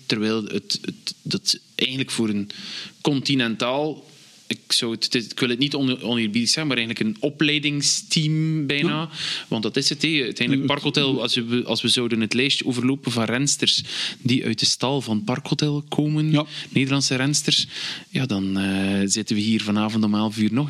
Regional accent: Belgium; wij Belgen

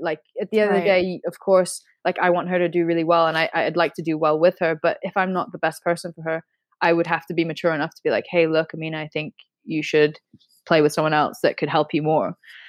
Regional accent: Hong Kong; born there; also born or lived in United States / England; I was born in Hong Kong, and my mom's from Hong Kong. My father's British, and like, I never really grew up in England. I lived there for a couple of years, but I actually was in America for pretty much most of my adolescent life, from like 10 to 17

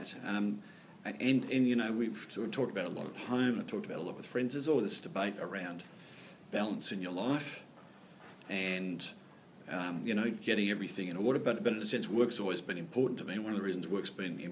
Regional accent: Sydney, New South Wales, Australia; moved away; I was born in Sydney, you know, born in a good part of Sydney, to parents that really valued education, who sent me to a wonderful school

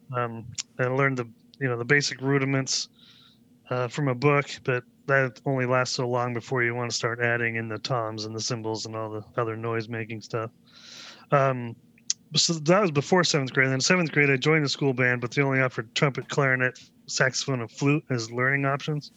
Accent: Vashon Island, Washington, United States; I grew up on the west side of the state on a little island named called Vashon Island

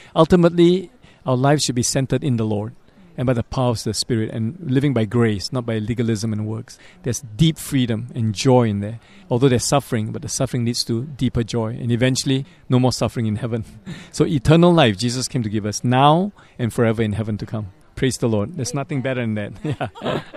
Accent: Singapore; moved away as an adult; also born or lived in Montreal; I'm originally from Singapore

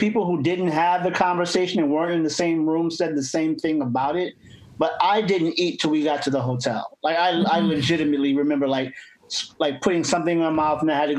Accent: East Coast, United States; moved away; I'm from the East Coast.

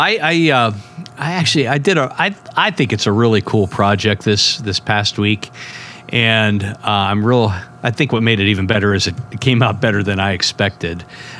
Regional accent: Northeastern Ohio, United States; I'm originally from Northeastern Ohio

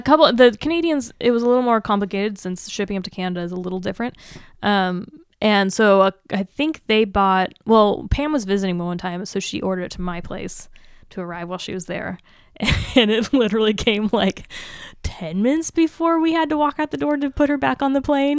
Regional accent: Seattle, Washington, United States; moved away; I'm from the Seattle area

